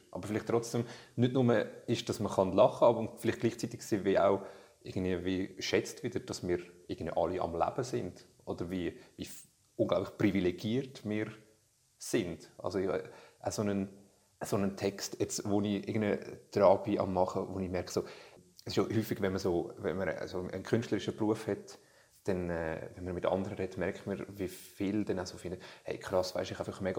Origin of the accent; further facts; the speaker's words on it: Switzerland; born there; dass ich irgendwie da geboren bin in der Schweiz